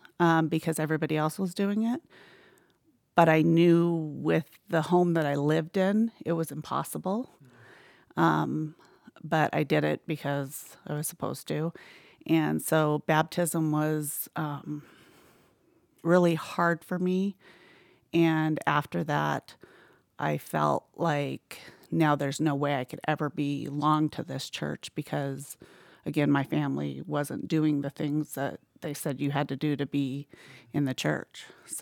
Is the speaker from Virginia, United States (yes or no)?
no; Mesa, Arizona, United States; born there; Okay, so I was born in Mesa, Arizona